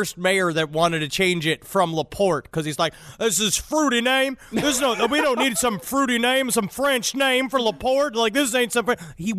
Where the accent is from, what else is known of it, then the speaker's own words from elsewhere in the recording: Norway; It is what we call in my home country of Norway an oopsie poopsie.